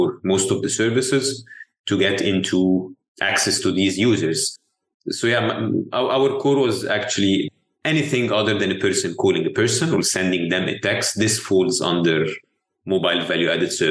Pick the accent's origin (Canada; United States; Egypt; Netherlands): Egypt; I'm born and raised in Egypt.